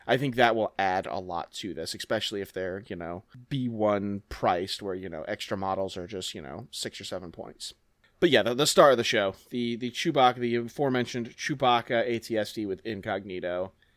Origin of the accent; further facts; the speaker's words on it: New Orleans, Louisiana, United States; moved away; I'm from New Orleans